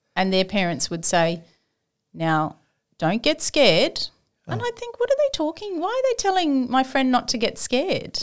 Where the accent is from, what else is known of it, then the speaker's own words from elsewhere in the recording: Sydney, New South Wales, Australia; moved away as an adult; also born or lived in Gosford / Granville; now in Port Macquarie, Australia; I ain't living in Port Macquarie. I'm from Sydney.